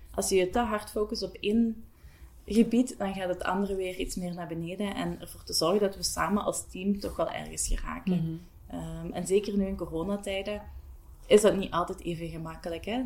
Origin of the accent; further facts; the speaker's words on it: Bocholt, Flanders, Belgium; moved away as an adult; now in Hasselt, Belgium; Ik ben oorspronkelijk van Bocholt afkomstig. Ik woon ondertussen al bijna tien jaar in Hasselt.